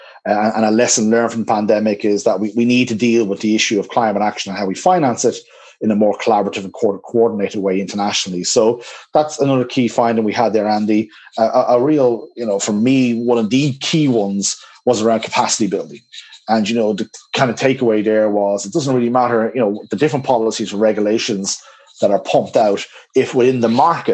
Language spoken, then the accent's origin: English; Dublin, Leinster, Ireland; Dublin, my hometown